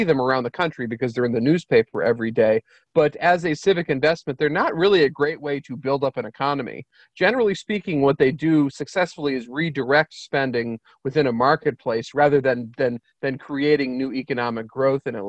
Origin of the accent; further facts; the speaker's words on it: Vermont, United States; also born or lived in Boston; I grew up in Vermont